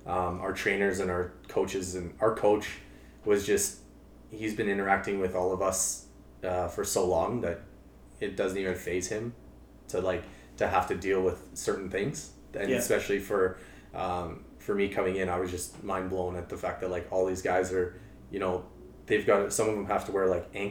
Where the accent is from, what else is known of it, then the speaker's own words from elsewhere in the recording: Calgary, Alberta, Canada; moved away as an adult; now in Edmonton, Canada; I grew up in Calgary